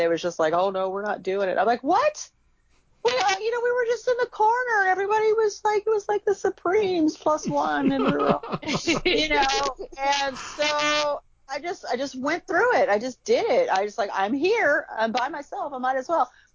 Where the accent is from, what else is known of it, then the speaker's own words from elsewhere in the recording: Chicago, Illinois, United States; my brother and I, we grew up in Chicago, Illinois, back in the 60s